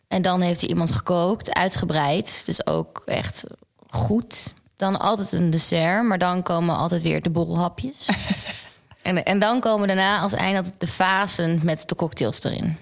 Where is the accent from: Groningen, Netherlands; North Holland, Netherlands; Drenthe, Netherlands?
Groningen, Netherlands; moved away as an adult; now in Amsterdam, Netherlands; mijn familie en mijn vrienden niet in Groningen of waar ik vandaan kom